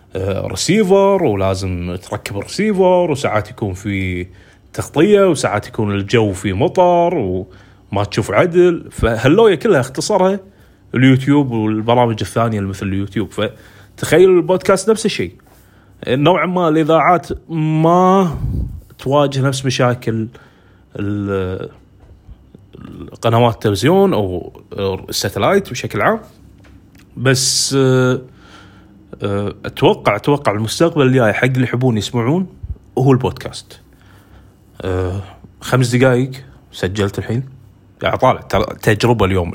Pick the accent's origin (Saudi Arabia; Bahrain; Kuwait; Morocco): Kuwait; أنا مثلاً عندنا بالكويت